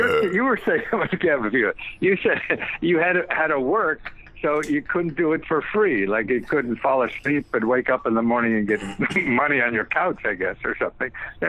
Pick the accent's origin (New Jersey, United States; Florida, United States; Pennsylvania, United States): Pennsylvania, United States; Wilkes-Barre; Oh, Pennsylvania, really? Where about? I grew up in Wilkes-Barre.